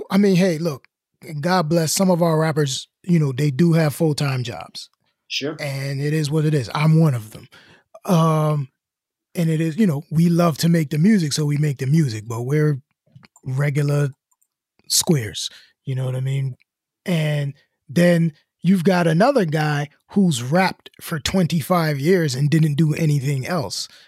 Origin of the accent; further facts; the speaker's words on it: Chicago, Illinois, United States; I'm from Chicago. I'm from the South Side, but I'm an art student.